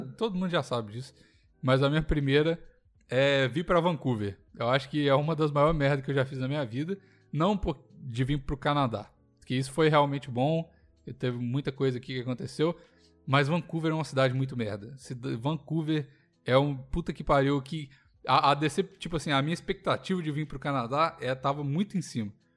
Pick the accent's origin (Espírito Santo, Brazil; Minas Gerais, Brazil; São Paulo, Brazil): Minas Gerais, Brazil; Belo Horizonte; moved away; eu sou de Belo Horizonte